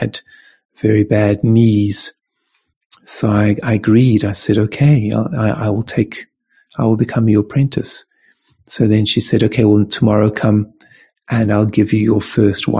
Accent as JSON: {"language": "English", "town": "Cape Town", "region": "Western Cape", "country": "South Africa", "tie": "born or raised there", "said": "when I was born in Cape Town"}